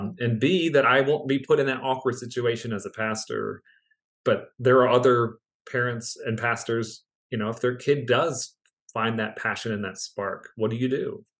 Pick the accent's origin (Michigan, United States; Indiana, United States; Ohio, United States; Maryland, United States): Maryland, United States; near Baltimore; I grew up near Baltimore